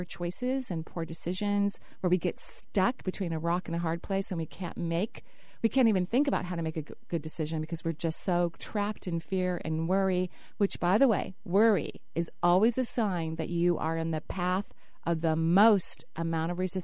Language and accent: English; Seattle, Washington, United States; I grew up in the Northwest, and my parents, when I was very young, were students at the University of Washington.